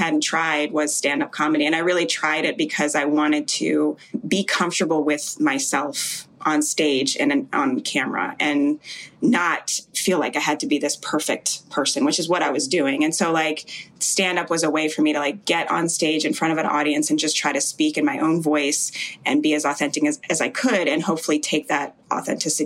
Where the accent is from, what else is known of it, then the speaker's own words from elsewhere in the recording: Jamaica; I was born in Jamaica